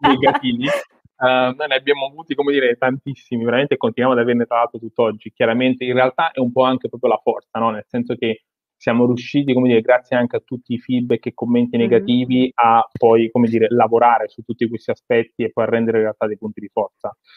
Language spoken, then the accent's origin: Italian; Naples, Campania, Italy; sono napoletano, sono nato eh, e cresciuto in una bottega artigiana